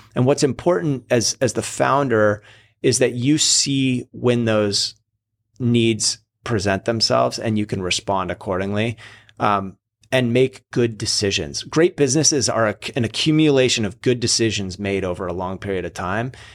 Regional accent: Seattle, Washington, United States; moved away as an adult; also born or lived in California; now in Encinitas, United States; I grew up in Seattle, moved to California when I was eighteen

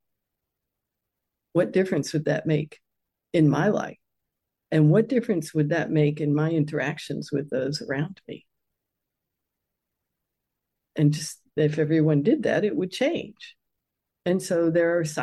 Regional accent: United States; I grew up in the United States

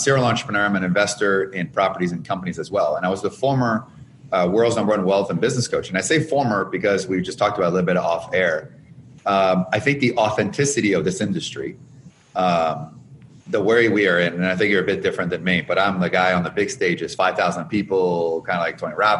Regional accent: Canada; now in Chicago, United States; I came from Canada with nothing, $974 over 10 years ago, went down to negative 34,000. And I'm in Chicago

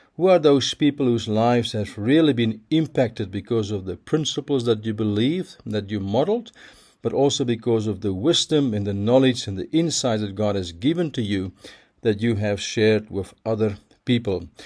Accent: Pretoria, Gauteng, South Africa; my hometown, Pretoria

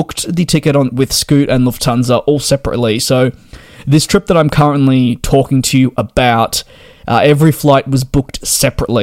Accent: Australia; I'm Australian

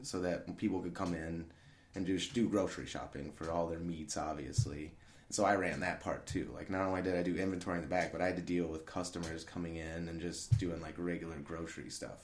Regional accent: Lincoln, Illinois, United States; moved away as an adult; my hometown's Lincoln, Illinois.

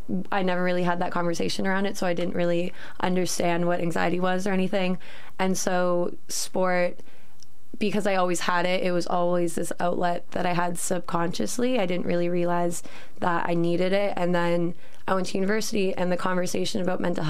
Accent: Canada; moved away as an adult; now in York, United Kingdom; I am from Canada and I'm a second year law student

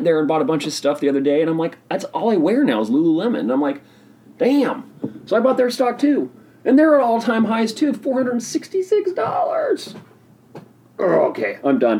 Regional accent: Oregon, United States; my home state of Oregon

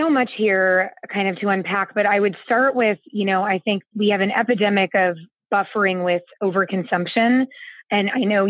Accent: California, United States; I am from the San Francisco Bay Area, but I have lived all over the world. I've actually moved 25 times.

